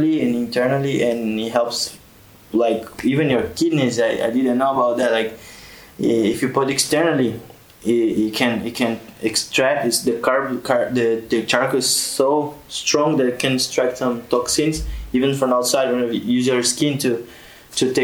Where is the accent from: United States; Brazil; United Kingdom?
Brazil; now in Tunisia; I'm from Brazil